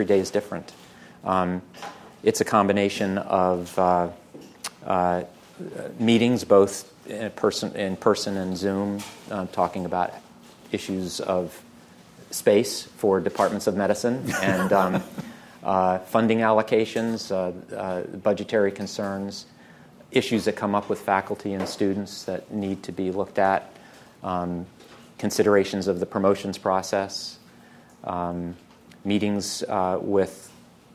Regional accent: Baltimore, Maryland, United States; I was born in Baltimore

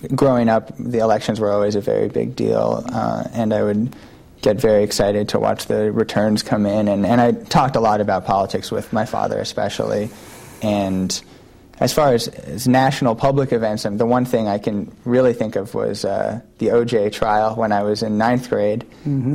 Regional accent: New York City, New York, United States; born or raised there; moved away as an adult; also born or lived in Brooklyn; now in San Francisco, United States

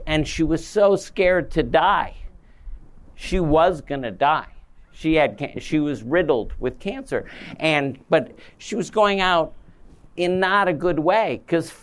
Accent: Midwest, United States; We're both from the Midwest, we're both doctors

